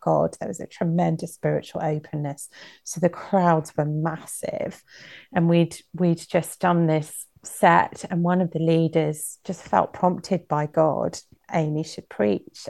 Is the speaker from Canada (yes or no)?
no; United Kingdom; growing up in Britain